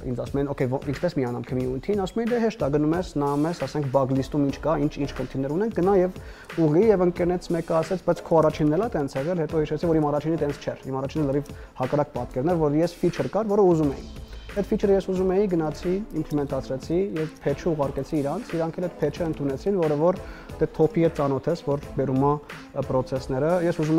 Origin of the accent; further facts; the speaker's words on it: Syria; moved away; մեծացել եմ Սիրիայում, տեղափոխվել եմ պատերազմից հետո